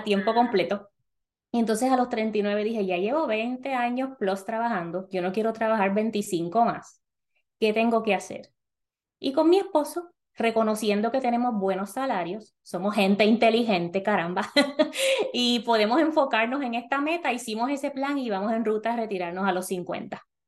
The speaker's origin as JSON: {"language": "Spanish", "country": "Puerto Rico", "moved": "as an adult", "lives_now": "North Carolina, United States", "said": "las personas en Puerto Rico somos ciudadanos americanos, así que mudarnos a Estados Unidos no tiene ninguna implicación de papeles ni nada de eso"}